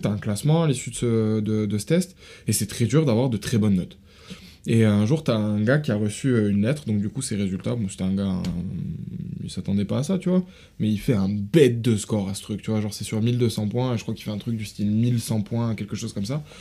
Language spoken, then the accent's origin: French; France; je suis né en France